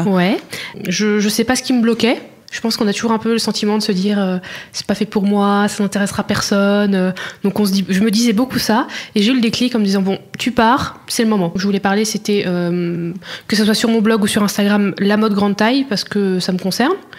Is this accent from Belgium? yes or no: no; Auxerre, Bourgogne-Franche-Comté, France; moved away as an adult; also born or lived in Dijon; now in Barcelona, Spain; je suis née à Auxerre, en Bourgogne